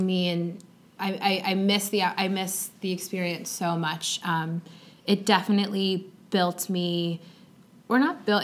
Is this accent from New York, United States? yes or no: yes; Long Island, New York, United States; So I grew up on Long Island in New York.